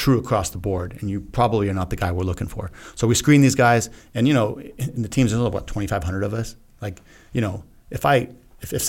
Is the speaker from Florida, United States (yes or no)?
no; El Paso, Texas, United States; moved away; I grew up right in El Paso